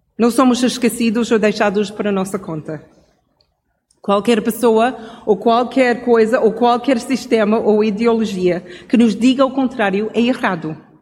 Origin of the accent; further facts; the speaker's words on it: Canada; Portuguese is a second language; moved away; como cresci no Canadá